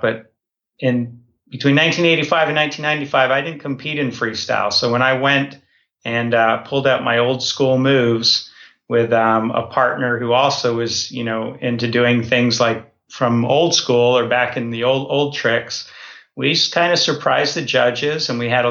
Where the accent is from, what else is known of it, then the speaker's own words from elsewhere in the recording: Toronto, Ontario, Canada; I grew up in Toronto